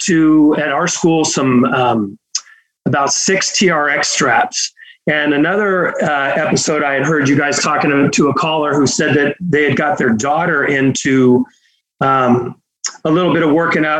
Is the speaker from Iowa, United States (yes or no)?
no; Fremont, California, United States; now in Fresno area, United States; I, I grew up, uh, in, in Fremont, so, uh, I was, I was right up over there